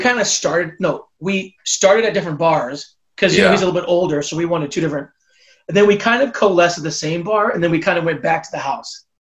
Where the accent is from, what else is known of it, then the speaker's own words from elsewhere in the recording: Southern California, United States; I'm from Southern California where it's warm and we have palm trees.